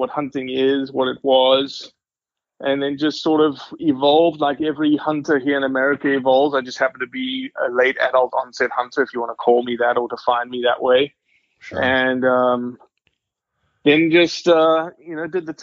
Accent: Johannesburg, Gauteng, South Africa; now in United States; I am originally from South Africa, born and raised to a family that steeped in hunting heritage

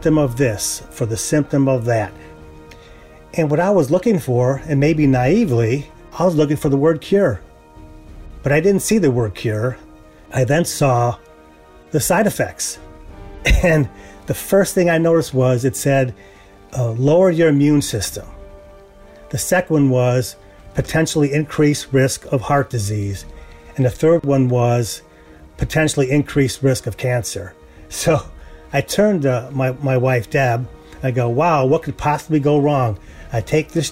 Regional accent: United States; As an American

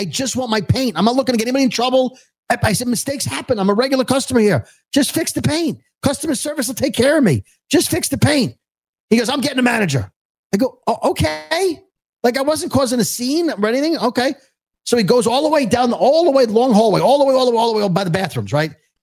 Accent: New York City, New York, United States; that's how I speak. I'm from Brooklyn

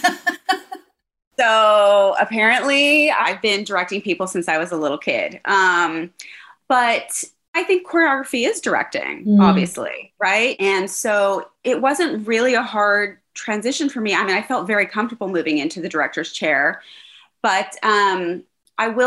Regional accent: Riverside, California, United States; also born or lived in Pomona; I grew up mainly in Pomona and Riverside, which are suburbs of Los Angeles, you know, an hour and a half away

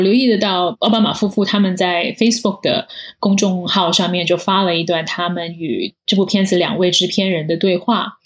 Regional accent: China; moved away as an adult; now in United States; 我们在中国长大了

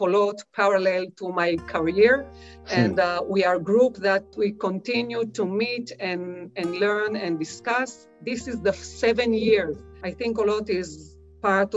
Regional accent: Israel; I was born in the Israeli periphery. We called it Moshav Olim, Moshav settlement

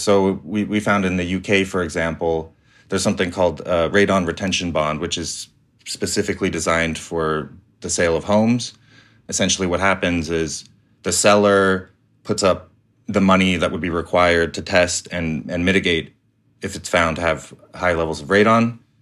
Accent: Calgary, Alberta, Canada; I grew up in Calgary

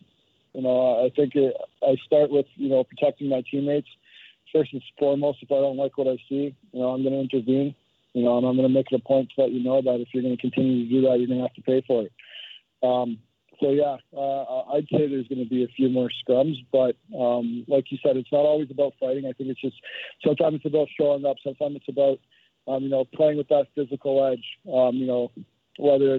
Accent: Toronto, Ontario, Canada; I'm from Toronto.

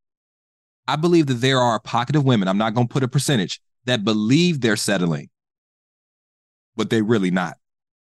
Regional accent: Dayton, Ohio, United States; my small town. I'm from Dayton, Ohio

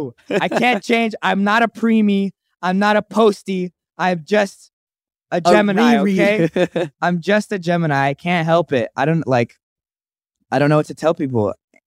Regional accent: Anchorage, Alaska, United States; I'm actually from Anchorage, Alaska, where they breed moose.

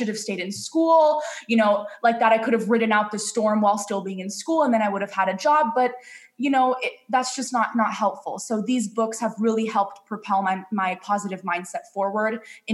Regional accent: Spain; accent: Spanish; my Spanish accent with my lisp

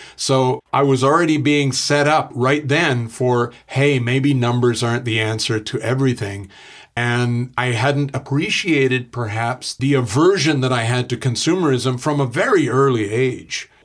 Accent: Canada

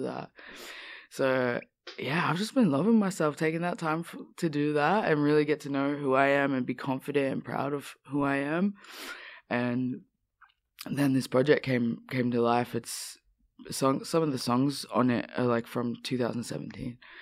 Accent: Australia; growing up in Australia

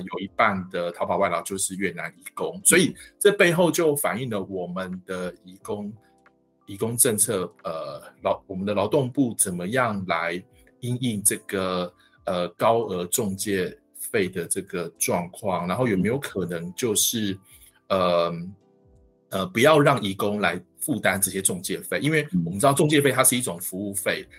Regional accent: Taiwan; 跟我们台湾人的这个样貌、宗教习惯、语言

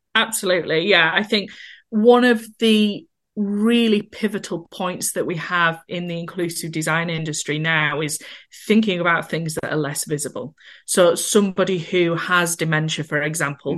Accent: Skipton, Yorkshire and the Humber, United Kingdom; I'm, as you can probably tell from my accent, from a little town called Skipton in North Yorkshire.

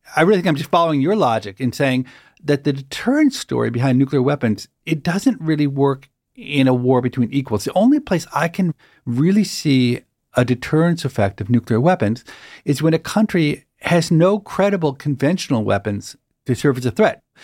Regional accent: United States; as an American

